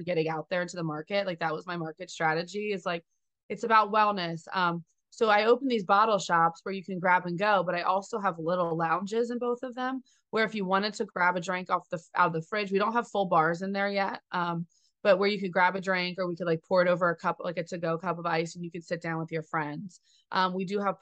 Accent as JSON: {"language": "English", "area": "Jersey Shore", "region": "New Jersey", "country": "United States", "tie": "born or raised there", "said": "I grew up at the Jersey Shore as well"}